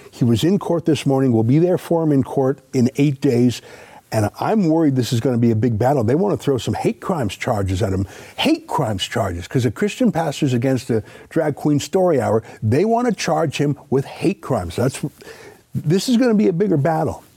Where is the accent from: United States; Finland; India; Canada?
Canada; we're Canadian